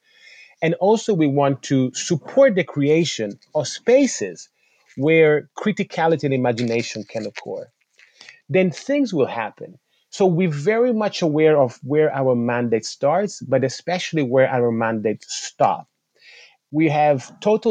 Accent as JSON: {"language": "English", "country": "Italy", "tie": "born or raised there", "said": "I was born in Italy. My mom is Italian and my dad was Senegalese Gambian. I grew up in a country where my body and my cultural background wasn't represented."}